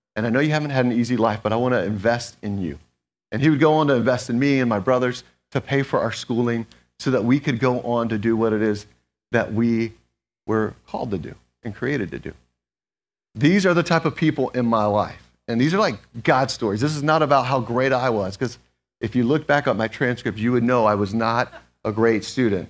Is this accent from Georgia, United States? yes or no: yes; Atlanta, Georgia, United States; moved away; also born or lived in Schroon Lake, New York; I'm originally from Atlanta